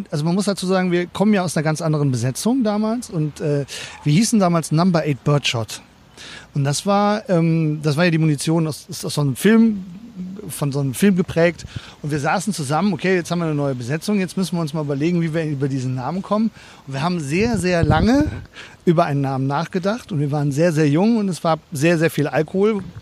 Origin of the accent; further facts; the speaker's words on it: North Rhine-Westphalia, Germany; Äh, ich komme auch aus dem Kölner Umland, also eher aus dem Bergischen raus oder so.